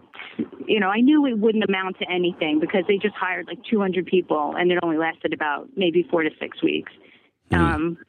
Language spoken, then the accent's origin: English; Brooklyn / Long Island, New York, United States; moved away as an adult; now in Bay Area, United States; I'm from Brooklyn